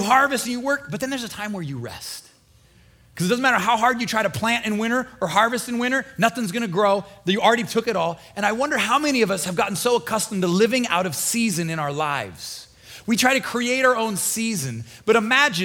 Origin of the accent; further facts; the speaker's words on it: Nebraska, United States; moved away as an adult; now in Florida, United States; I'm from Nebraska. We had four seasons, really long, cold winter, really hot summer